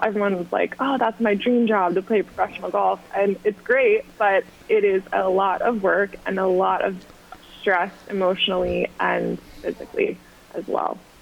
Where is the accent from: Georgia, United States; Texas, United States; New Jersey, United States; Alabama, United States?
Georgia, United States; Augusta; moved away as an adult; also born or lived in South Carolina; now in New York City, United States; I grew up in Augusta, Georgia